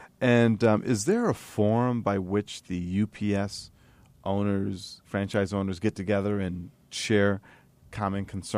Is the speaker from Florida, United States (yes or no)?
no; Atlantic City, New Jersey, United States; I'm born and raised in Atlantic City.